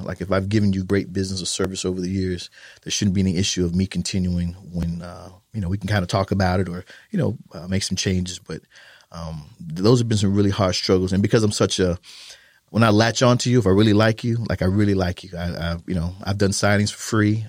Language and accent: English; Fort Lauderdale, Florida, United States; moved away as an adult; also born or lived in Germany; now in San Antonio, United States; I'm originally from Florida